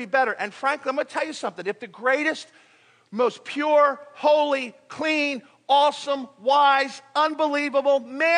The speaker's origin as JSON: {"language": "English", "country": "United States", "also_born_or_lived": "Philippines", "said": "I'm an American. I'm proud to be American"}